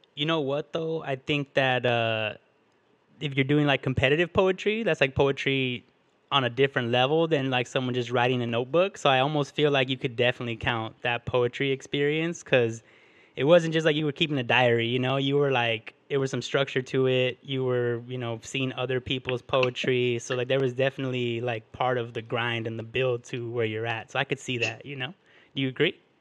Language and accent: English; Huntington Park, California, United States; we're both from Huntington Park